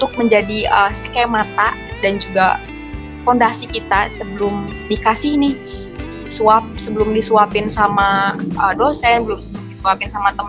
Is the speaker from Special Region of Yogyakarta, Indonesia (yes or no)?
no; Majalengka, West Java, Indonesia; born there